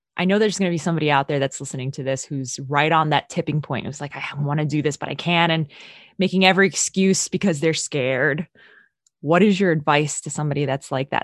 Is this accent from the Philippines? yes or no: yes; Philippines; I'm from the Philippines